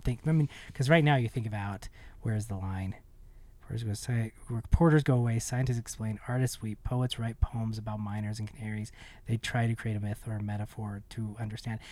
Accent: Ogden, Utah, United States; also born or lived in Manhattan, Kansas; growing up in Utah, growing up here in Ogden

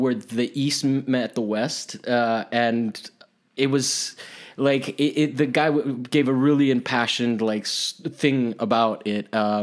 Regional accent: Italy; moved away; I grew up in Italy

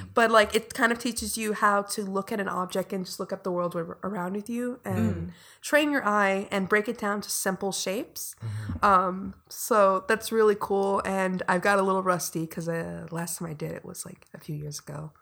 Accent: Inglewood, California, United States; I grew up in Inglewood, which is very far in the south side

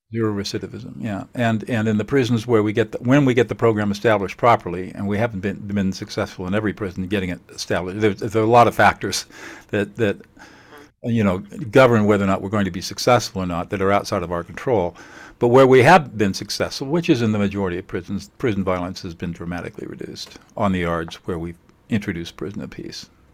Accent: San Marino, California, United States; I grew up in San Marino in, uh, and uh, in the 50s

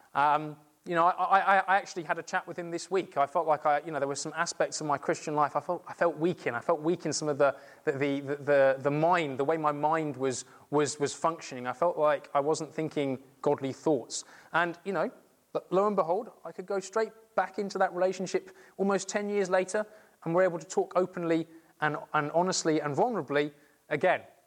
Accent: England, United Kingdom; being English

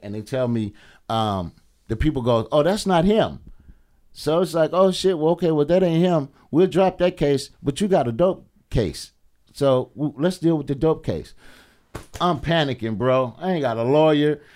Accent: Alabama, United States; moved away; I'm from Alabama.

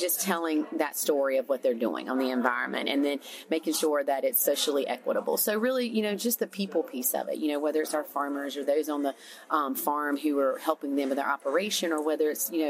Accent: the South, United States; Yeah, so growing up in the South, as I'm sure many people did, we're a big textile town.

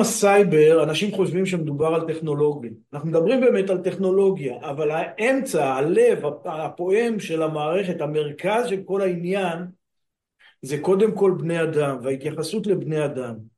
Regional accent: Afikim, Northern District, Israel; אני גדלתי בקיבוץ, קיבוץ אפיקים בעמק הירדן

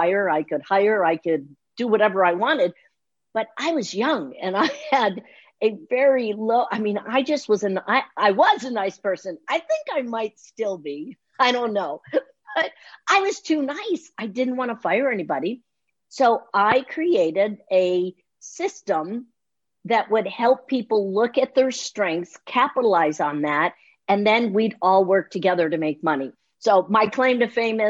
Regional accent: Naperville, Illinois, United States; now in Phoenix, United States; I'm actually from Naperville. Naperville is a suburb, like a far suburb outside of Chicago

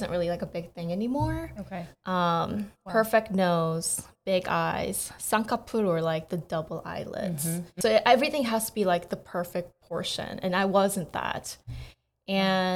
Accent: United States; moved away as an adult; also born or lived in South Korea; So I was born in Korea, but when I was 8, I immigrated. So I technically grew up in America and I went back.

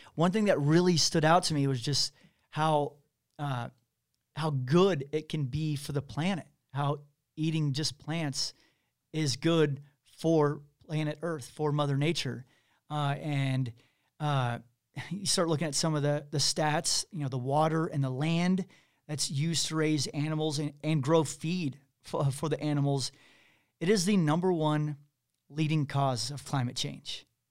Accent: Kansas City, Missouri, United States; I'm from Missouri, I'm from Kansas City.

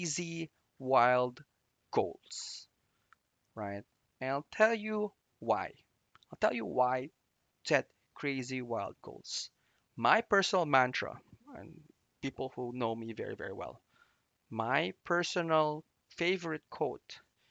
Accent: Philippines; I grew up in the Philippines

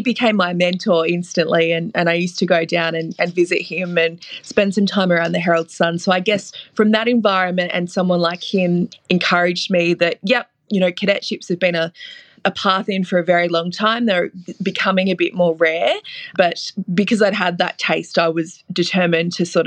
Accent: Ballarat, Victoria, Australia; accent: Australian; I grew up in Ballarat and I loved sport locally

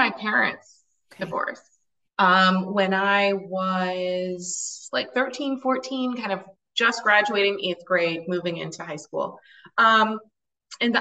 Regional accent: Ann Arbor, Michigan, United States; I grew up in the Midwest in Ann Arbor

